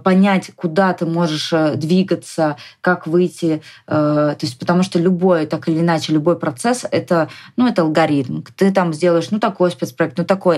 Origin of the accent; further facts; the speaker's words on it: Moscow, Russia; moved away as an adult; also born or lived in Saint Petersburg; То есть mm я изначально отсюда